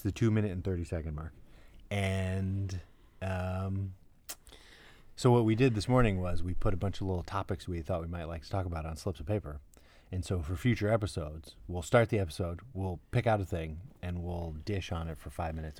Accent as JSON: {"language": "English", "town": "New York City", "region": "New York", "country": "United States", "said": "We're from Brooklyn"}